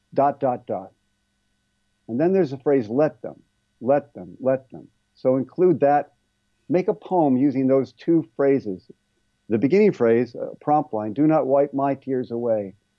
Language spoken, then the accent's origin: English; Ohio, United States; moved away as an adult; also born or lived in California; where I grew up in Ohio